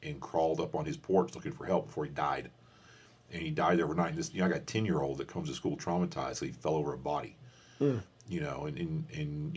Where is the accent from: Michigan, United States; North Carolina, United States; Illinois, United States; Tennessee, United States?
Tennessee, United States; Nashville; moved away as an adult; also born or lived in Alabama / Fairhope, Alabama; now in Israel; I spent more growing up years in Nashville than anywhere else